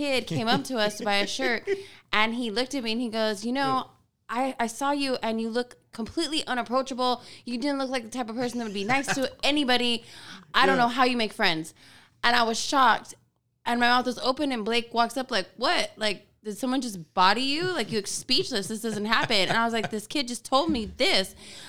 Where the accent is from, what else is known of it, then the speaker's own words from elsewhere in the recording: California, United States; So, like, I'm from Cali. That's what we eat.